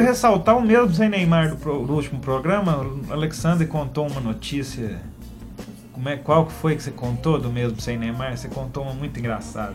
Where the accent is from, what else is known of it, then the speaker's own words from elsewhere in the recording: Passa Tempo, Minas Gerais, Brazil; moved away; no projeto Estações Música na Praça, que é um projeto desenvolvido lá na minha cidade em Passatempo